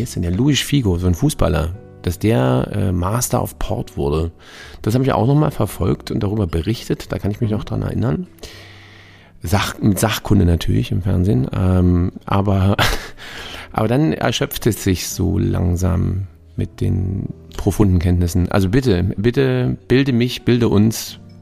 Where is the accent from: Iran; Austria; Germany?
Germany; wir als Deutsche